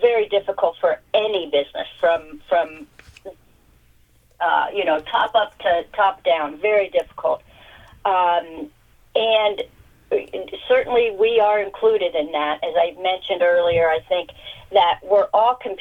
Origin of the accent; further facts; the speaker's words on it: Columbus, Ohio, United States; I grew up in the Columbus suburb, and large family, Catholic schools